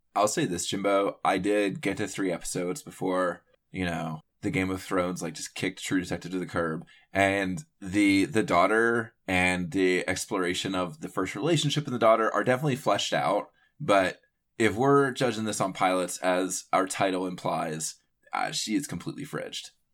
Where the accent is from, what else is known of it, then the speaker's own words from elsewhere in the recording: North Carolina, United States; I grew up in North Carolina